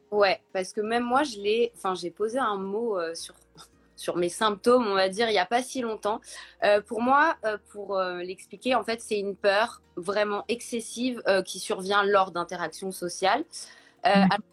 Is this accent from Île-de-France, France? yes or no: yes; Paris, Île-de-France, France; je suis parisienne, j'ai 32 ans